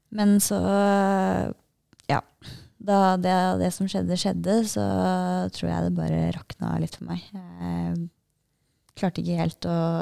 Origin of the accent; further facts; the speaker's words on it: Norway; her hjemme i Norge